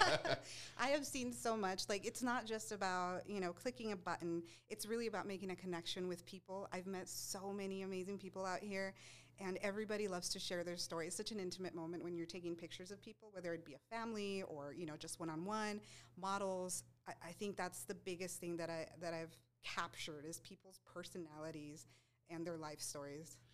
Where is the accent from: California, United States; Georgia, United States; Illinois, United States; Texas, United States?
Texas, United States; El Paso; moved away as an adult; also born or lived in Seattle / Phoenix; I was born and raised in El Paso